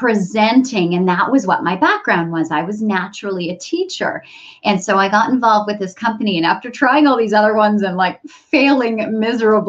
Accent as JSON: {"language": "English", "country": "Canada", "moved": "as an adult", "lives_now": "San Diego, United States", "said": "I'm originally Canadian and we moved down to the San Diego area"}